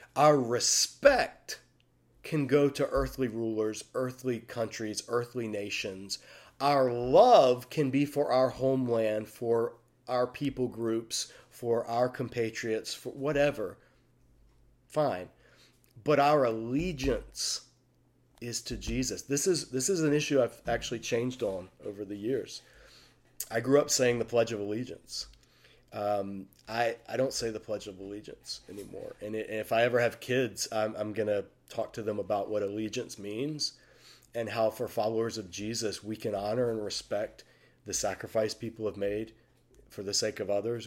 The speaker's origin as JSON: {"language": "English", "country": "United States", "said": "I speak as an American"}